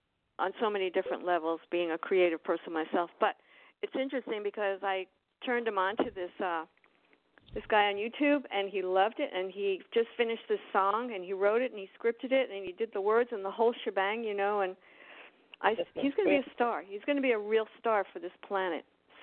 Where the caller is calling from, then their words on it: Miami, Florida, United States; I'm in Miami.